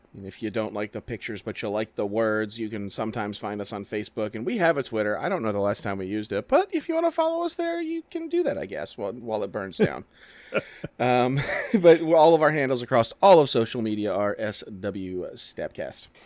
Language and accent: English; New Orleans, Louisiana, United States; moved away; I'm from New Orleans